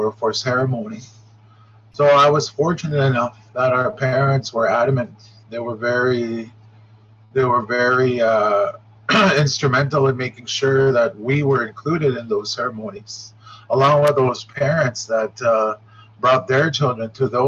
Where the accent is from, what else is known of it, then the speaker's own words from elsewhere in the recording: Shoal Lake, Ontario, Canada; also born or lived in Grassy River, Ontario; I am from Shoal Lake, here in the center, right close to the Manitoba border and Minnesota borders